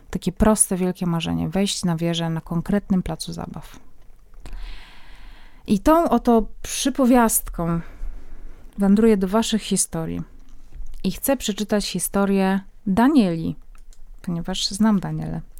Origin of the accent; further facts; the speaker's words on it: Silesian Voivodeship, Poland; Pochodzę ze Śląska, a w moim domu tradycyjne prezenty na święta przynosiło dzieciątko.